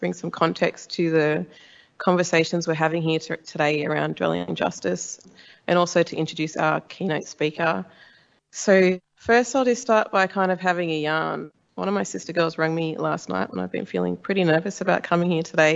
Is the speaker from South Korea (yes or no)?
no; Illawarra, New South Wales, Australia; moved away; I've been working on my own projects back on my home country on the south coast in the Illawarra of New South Wales